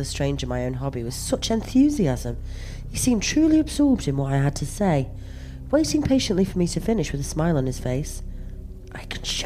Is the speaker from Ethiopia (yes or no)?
no; Stoke-on-Trent, West Midlands, United Kingdom; I'm from Stoke-on-Trent